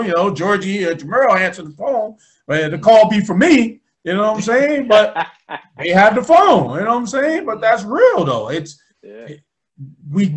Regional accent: Albany, United States; growing up in Albany

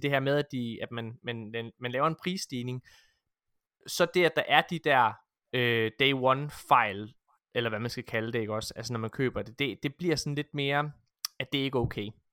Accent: Ølgod, Southern Denmark, Denmark; jeg kommer fra Ølgod

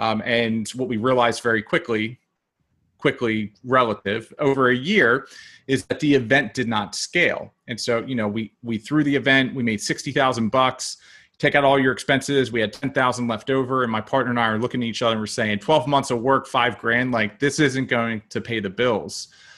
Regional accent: Maryland, United States; You know, I grew up in Maryland, and so we had all the seasons

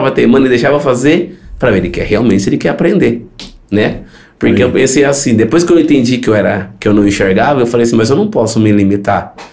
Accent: Maranhão, Brazil; now in Paulínia, Brazil; tenho 33 anos, é, como o Lucas disse, eu vim do Maranhão, né? A gente veio pra Paulínia em busca de tratamento para meus olhos e para os olhos do meu irmão

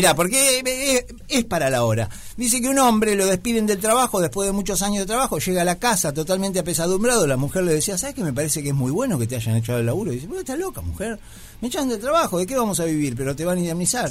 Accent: Mar del Plata, Buenos Aires Province, Argentina; moved away; yo vengo de Mar del Plata

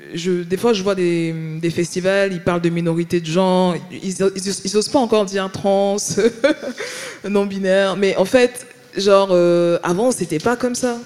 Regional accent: Paris, Île-de-France, France; moved away as an adult; now in Marseille, France; je viens de Paris

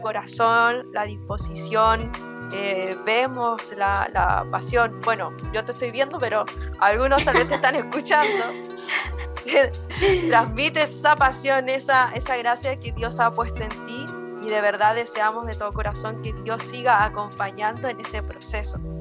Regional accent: Chile; como chileno diría

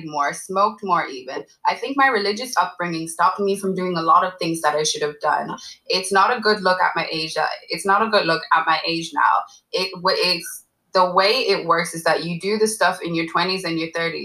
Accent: Ireland; half Nigerian, half Ghanaian. I grew up in Ireland

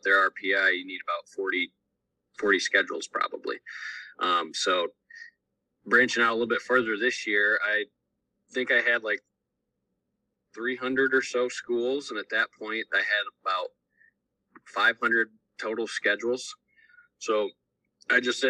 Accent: Defiance, Ohio, United States; I live over in Northwest Ohio, right outside of Defiance. I'm graduated from Ayersville High School

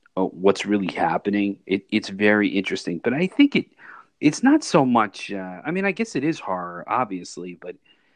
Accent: Philadelphia, Pennsylvania, United States; where we grew up in Philadelphia.

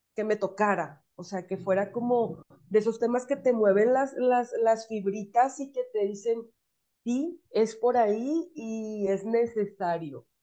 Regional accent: Sinaloa, Mexico; soy de Sinaloa

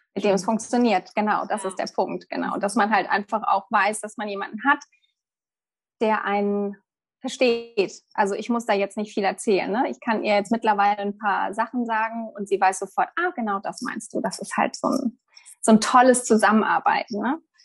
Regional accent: Germany; moved away as an adult; now in Mallorca, Spain; bei uns in Deutschland

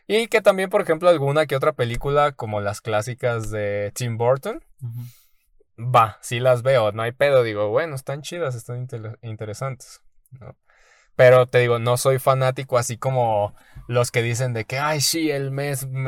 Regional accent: Mexico

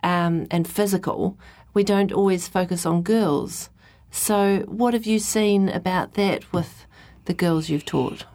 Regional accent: New Zealand; as a Kiwi

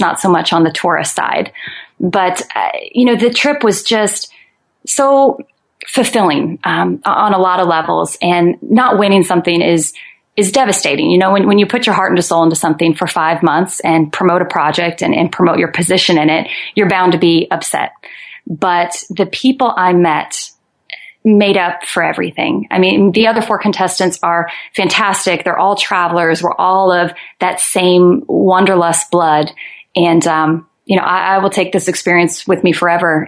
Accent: Omaha, Nebraska, United States; now in Santa Cruz, United States; I'm originally from Omaha, Nebraska

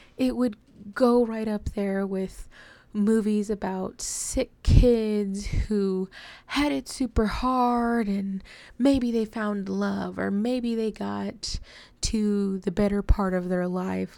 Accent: DFW area, Texas, United States; I have never felt at home here in Texas. Um, I just, I don't know. I've lived here basically my whole life

